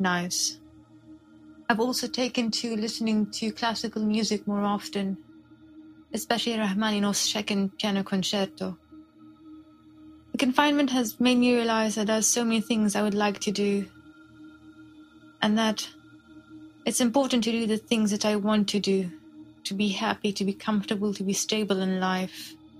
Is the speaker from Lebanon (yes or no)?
yes; Lebanon; moved away as an adult; now in Lille, France; I'm originally from Lebanon, but I live in France. I live in the north of France, in Lille, and I'm here for my studies